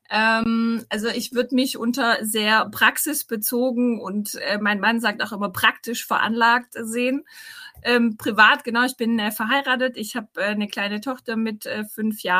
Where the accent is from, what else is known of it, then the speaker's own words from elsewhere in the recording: Rottenburg am Neckar, Baden-Württemberg, Germany; now in Stuttgart, Germany; ich komme aus dem Schwabenland, ähm, aus Rottenburg am Neckar, das liegt bei mhm. Tübingen.